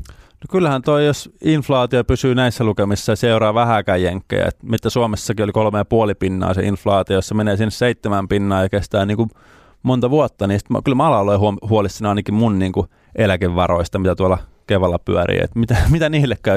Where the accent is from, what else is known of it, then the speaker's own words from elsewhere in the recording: Lapua, South Ostrobothnia, Finland; Lapuan kaupungitalo, kun mä oon sieltä kotoisin